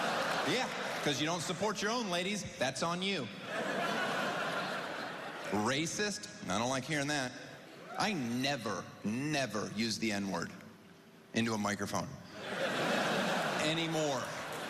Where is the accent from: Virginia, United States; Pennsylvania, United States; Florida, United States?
Florida, United States; I grew up in Florida. I'm a diehard Dolphins fan.